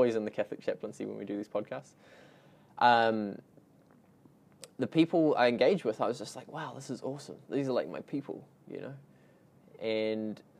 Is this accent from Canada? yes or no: no; New Zealand; So I was born in New Zealand, grown up here, but my whole family's Australian